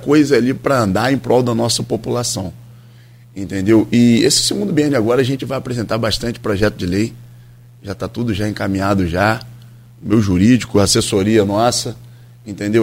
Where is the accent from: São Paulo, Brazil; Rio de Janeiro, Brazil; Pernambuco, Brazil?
Rio de Janeiro, Brazil; Campos dos Goytacazes; foi a minha infância todinha, foi ali na Casa de Cultura